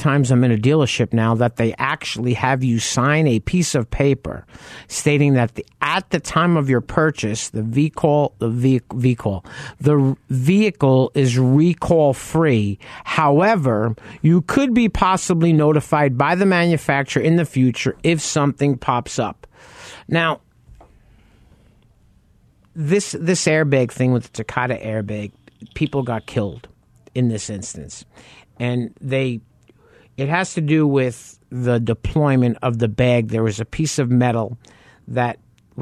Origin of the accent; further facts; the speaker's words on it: New York, United States; moved away; I grew up in New York